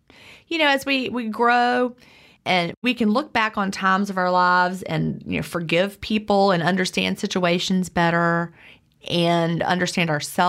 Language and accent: English; Lynchburg, Virginia, United States; I grew up out outside of Lynchburg, Virginia in the mountains, and we would go on like field trips to Williamsburg.